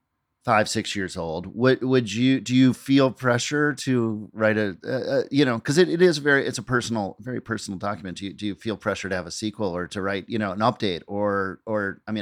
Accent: Edina, Minnesota, United States; now in New York, United States; I'm from Edina, but metro area

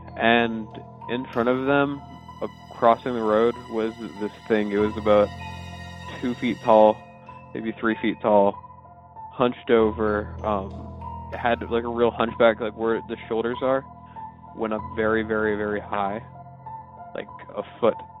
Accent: Atlanta, Georgia, United States; I'm from Atlanta, Georgia

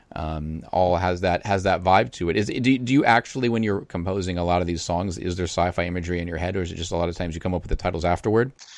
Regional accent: Boston, Massachusetts, United States; in Boston, I would watch Creature Double

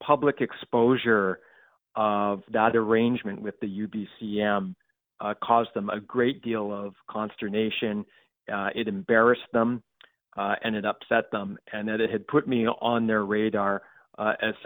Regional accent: Port Coquitlam, British Columbia, Canada; Working class kid growing up in Port Coquitlam

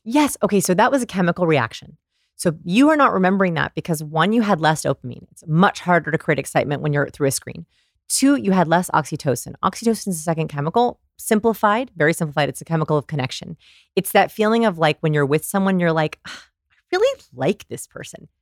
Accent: Texas, United States; I'm from Texas

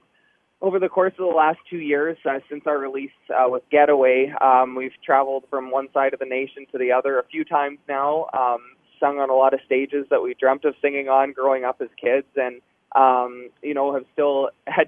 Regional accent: Shaunavon, Saskatchewan, Canada; growing up in Shaunavon, Saskatchewan, with one radio station, we grew up listening to Paul on the airwaves

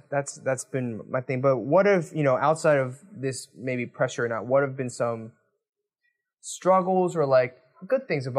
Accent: United States; moved away as an adult; now in South Korea; I'm American. Like, I grew up there for 20 something years.

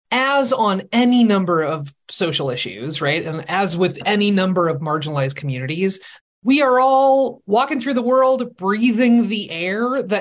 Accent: Seattle, Washington, United States; I am from Seattle.

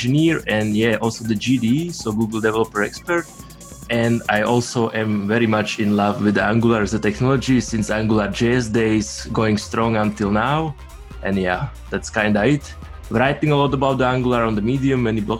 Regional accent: Slovakia; now in Zurich, Switzerland; I am in Zurich, Switzerland currently, even though originally I am from Slovakia, same as Mishko

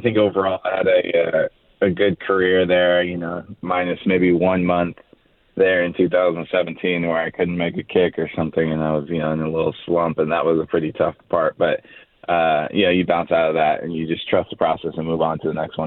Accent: San Francisco, California, United States; moved away as an adult; also born or lived in Florida / Winnipeg; I'm from the Bay Area in San Francisco

